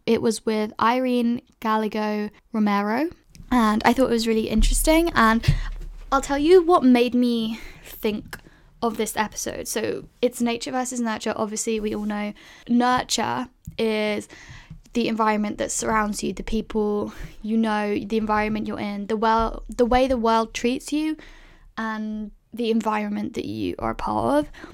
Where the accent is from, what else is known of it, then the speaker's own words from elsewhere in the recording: London, United Kingdom; So I grew up in London, which is, like, a big city, I guess.